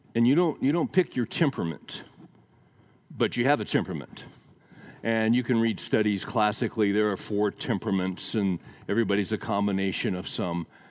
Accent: Central Valley of California, United States; also born or lived in Daly City, California; we moved from the Central Valley of California to um, a suburb that was right next to San Francisco called Daly City.

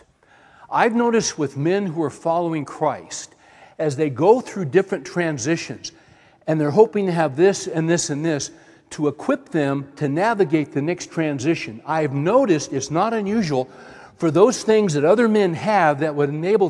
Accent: Central Valley, California, United States; I grew up in California, Central Valley

